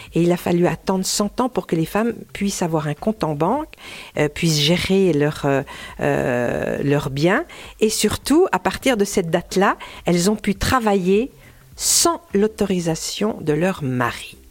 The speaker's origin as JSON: {"language": "French", "town": "Dole", "region": "Bourgogne-Franche-Comté", "country": "France", "tie": "born or raised there", "also_born_or_lived": "Pierre-de-Bresse", "moved": "yes", "said": "je suis née, à, à Dole, avec une maman jurassienne de Parcé"}